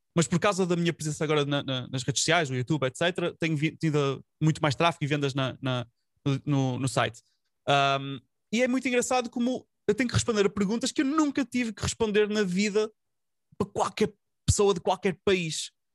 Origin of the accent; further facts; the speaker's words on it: Portugal; nós, os portugueses